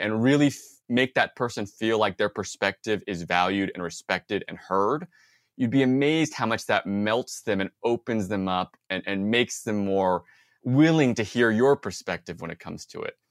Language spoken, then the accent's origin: English; Bay Area, California, United States; I grew up in the Bay Area